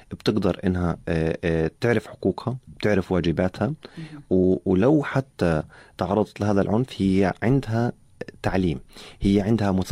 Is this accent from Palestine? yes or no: yes; Palestine; احنا كشعب فلسطيني